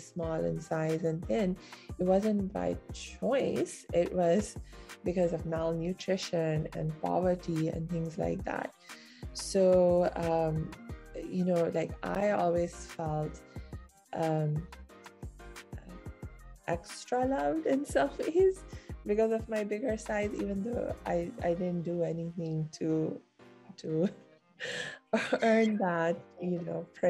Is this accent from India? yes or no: yes; India; our family has been based in India for the last 300-400 years